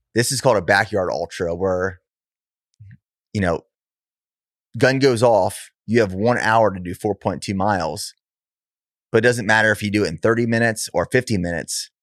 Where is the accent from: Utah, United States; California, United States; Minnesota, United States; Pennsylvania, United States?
Pennsylvania, United States; I'm from Pennsylvania originally